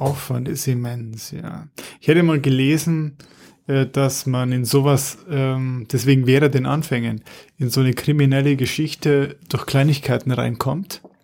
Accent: Munich, Bavaria, Germany; als Münchner

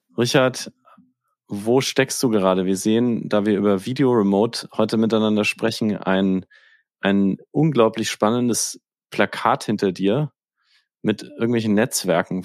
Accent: Northern Bavaria, Germany; Ich komme aus Nordbayern

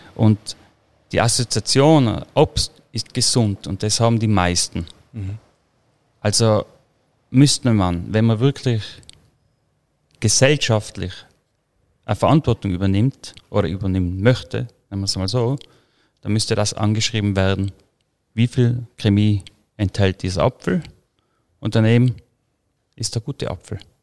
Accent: Croatia, Tyrol, Austria; wo ich aufgewachsen bin, in Kroatien, der Garten, in Tirol, die Felder

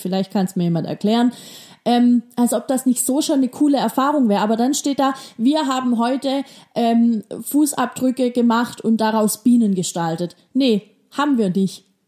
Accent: Baden-Württemberg, Germany; Bei uns in Baden-Württemberg

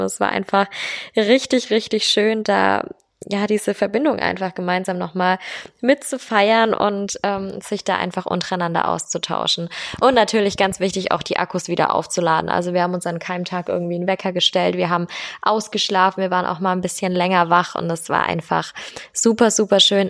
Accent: Bavaria, Germany; hier bei uns in Bayern

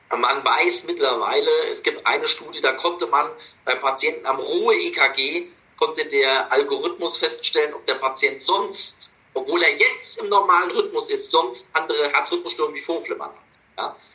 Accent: Munich, Bavaria, Germany; now in Essen, Germany; viele Grüße zurück in meine alte Heimat München.

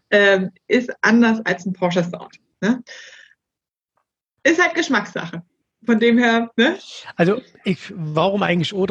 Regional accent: Erfurt, Thuringia, Germany; Gebürtig komme ich aus Erfurt.

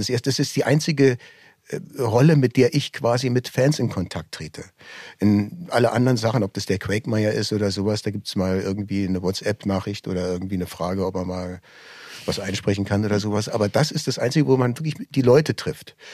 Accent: Berlin, Germany; also born or lived in Düsseldorf; Ich bin zwar in Düsseldorf geboren, allerdings hört man unschwer, dass ich in Berlin aufgewachsen bin.

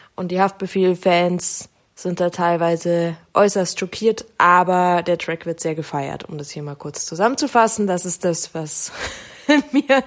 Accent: Munich, Bavaria, Germany; ich Münchner

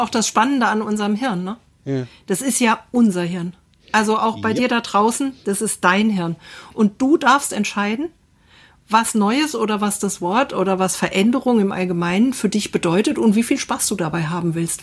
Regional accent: Assenheim, Hesse, Germany; Wir hatten ja bei uns in Assenheim so, ein, so eine kleine Fläche in the middle of nowhere

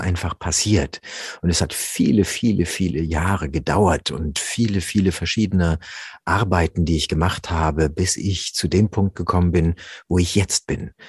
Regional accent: Rüsselsheim, Hesse, Germany; also born or lived in Offenbach; ich bin in Offenbach geboren. Ja, besser noch in Rüsselsheim aufgewachsen

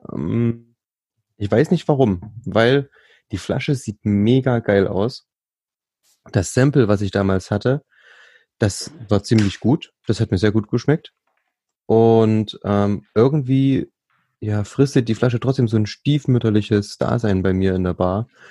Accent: Thuringia, Germany; ich bin ja gebürtiger Thüringer

